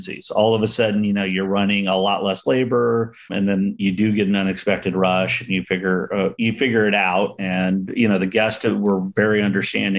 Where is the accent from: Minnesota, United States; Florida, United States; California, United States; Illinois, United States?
California, United States; San Diego; now in Gilroy, United States; where I grew up down in San Diego, out in East County